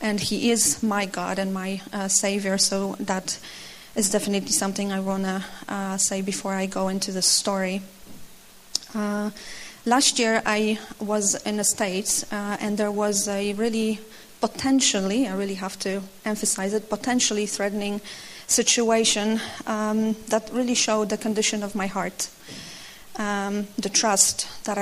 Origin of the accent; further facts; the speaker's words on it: Opole, Opole Voivodeship, Poland; I'm from Opole, Poland. I work there in an American company.